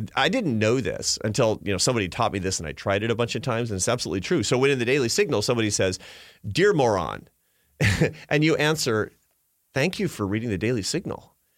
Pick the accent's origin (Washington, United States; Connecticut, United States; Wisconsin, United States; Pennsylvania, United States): Washington, United States; Seattle; I grew up in Seattle in a, in a, in a progressive family